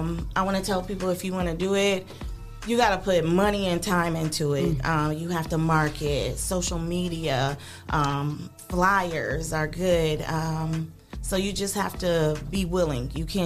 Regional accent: Toledo, Ohio, United States; I'm from here. I'm from Toledo. I went to Libby High School.

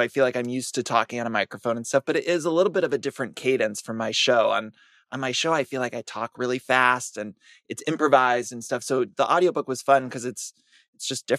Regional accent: Ohio, United States; moved away; I'm from Ohio.

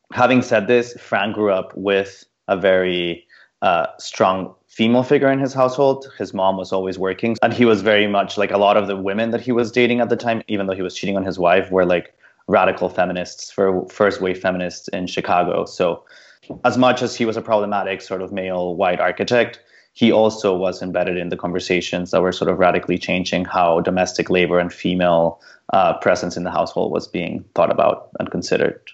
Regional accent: Mexico; moved away; also born or lived in London; I grew up in Mexico in a in a in a very car, car culture, car centric sort of developed weird exported idea of what an American suburb was

